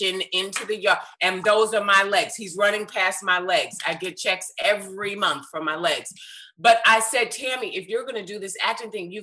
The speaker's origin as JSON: {"language": "English", "town": "White Plains", "region": "New York", "country": "United States", "tie": "born or raised there", "also_born_or_lived": "Mount Vernon, New York", "said": "raised in White Plains, New York. So I'm a New York girl"}